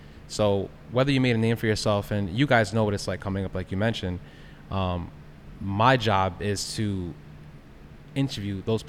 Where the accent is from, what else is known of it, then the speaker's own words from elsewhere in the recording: Queens, New York, United States; I'm from Long Island, New York, Queens, doesn't matter, it's still